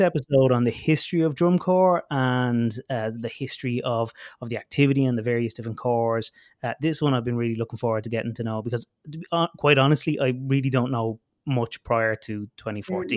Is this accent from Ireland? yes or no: yes; Ireland; I grew up in Ireland